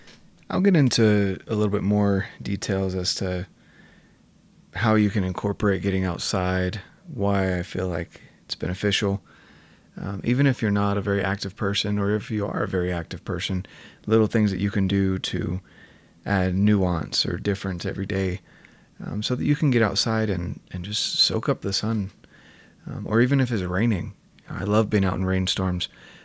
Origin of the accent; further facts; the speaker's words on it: North Carolina, United States; moved away as an adult; now in Utah, United States; I'm from North Carolina originally. Came out to Utah and didn't really enjoy the dryness. I was here for college and kind of stuck in the city.